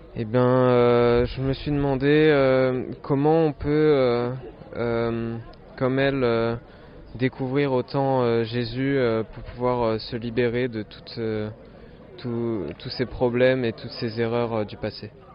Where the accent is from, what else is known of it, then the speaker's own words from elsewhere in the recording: Alsace, Grand Est, France; je viens d'Alsace.